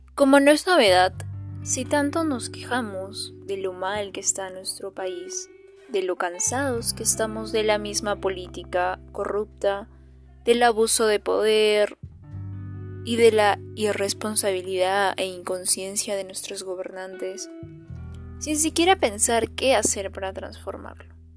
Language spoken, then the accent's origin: Spanish; Peru; ciudadana peruana